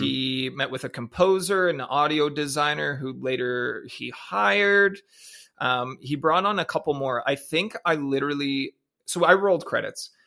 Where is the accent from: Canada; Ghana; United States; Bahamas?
Canada; moved away as an adult; happy that I was from Canada, proud to be Canadian